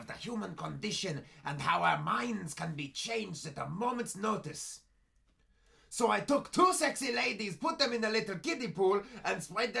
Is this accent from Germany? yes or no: yes; East Berlin, Berlin, Germany; I am from East Berlin, yes.